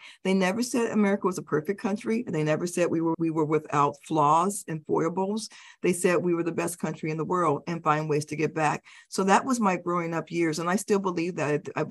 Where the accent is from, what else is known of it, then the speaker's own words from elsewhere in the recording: Denver, Colorado, United States; also born or lived in Stuttgart, Germany; I was born in Stuttgart, Germany, but we lived quite a few places before we finally settled in Denver, Colorado.